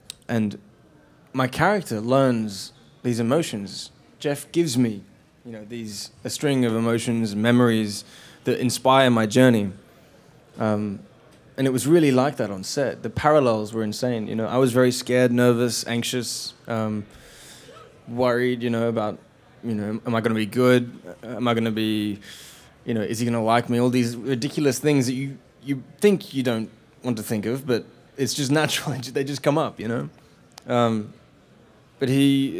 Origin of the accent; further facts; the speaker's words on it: Australia; In Australia, we grow up